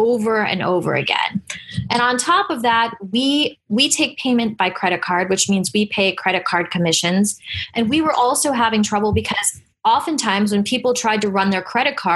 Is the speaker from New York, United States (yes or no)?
yes; New York City, New York, United States; We're all from New York City